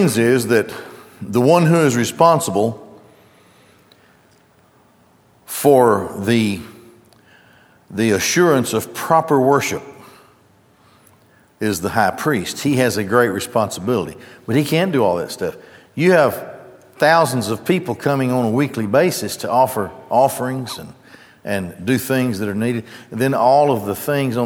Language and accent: English; Gadsden, Alabama, United States; when I grew up in Gadsden, as I grew up there, the Goodyear Tire and Rubber Plant was probably the driving economic force there